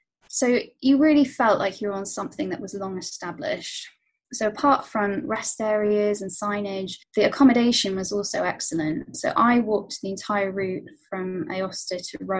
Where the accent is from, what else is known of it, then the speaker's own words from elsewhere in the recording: Canterbury, South East England, United Kingdom; I'm from Canterbury, so very near to kilometre zero of the Via Francigena